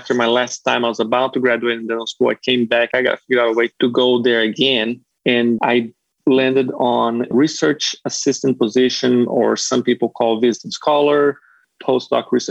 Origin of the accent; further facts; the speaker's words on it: Florianópolis, Santa Catarina, Brazil; moved away as an adult; now in North Carolina, United States; I'm from Brazil. I was born and raised in Brazil.